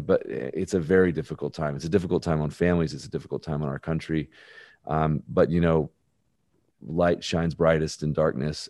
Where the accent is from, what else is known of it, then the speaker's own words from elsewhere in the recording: Birmingham, Alabama, United States; I'm born and raised in Birmingham, Alabama.